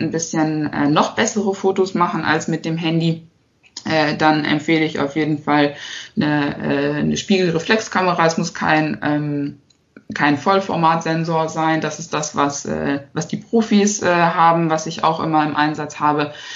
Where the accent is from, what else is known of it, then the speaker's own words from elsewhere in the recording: Harsewinkel, North Rhine-Westphalia, Germany; ich komme aus Hasewinkel. Das ist ein äh, kleines Städtchen in der Nähe von Steinhagen.